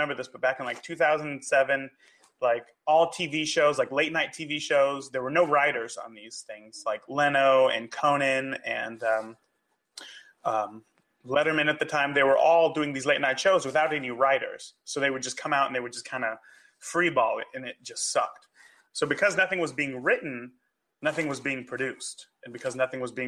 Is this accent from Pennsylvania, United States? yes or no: no; California, United States; moved away as an adult; now in Indianapolis, United States; I grew up in California, went to film school